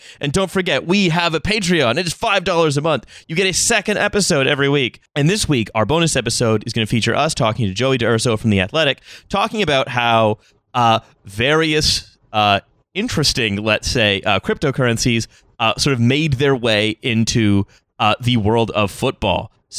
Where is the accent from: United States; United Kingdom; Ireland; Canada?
Canada; I'm Canadian.